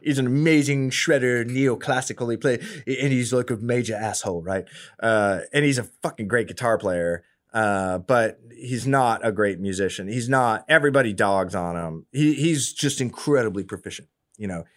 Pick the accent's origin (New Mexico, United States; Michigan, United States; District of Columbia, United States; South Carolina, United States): District of Columbia, United States; Washington; now in Austin, United States; I'm from D C. I'm from the East Coast.